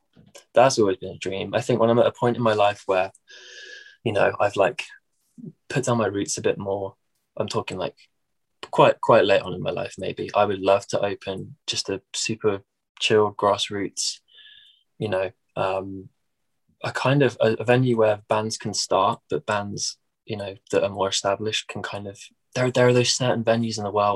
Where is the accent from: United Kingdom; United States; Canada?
United Kingdom; Midlands; accent: Midlands; my accent over here is fairly nondescript. Like it's not what you'd call like posh. It's not like, you know, my parents are from, my parents are both from London. So it's not like Cockney, but it's not Northern. It's like its own little Midlands accent.